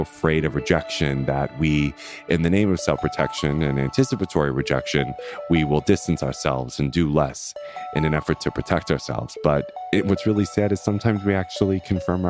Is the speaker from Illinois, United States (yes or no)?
no; Long Island, New York, United States; I'm from Long Island.